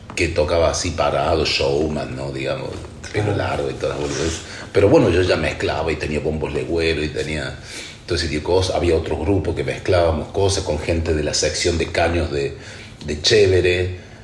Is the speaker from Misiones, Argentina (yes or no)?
no; Córdoba, Argentina; moved away as an adult; now in France; yo soy cordobés, percusionista, ya hace muchos años que vivo en Francia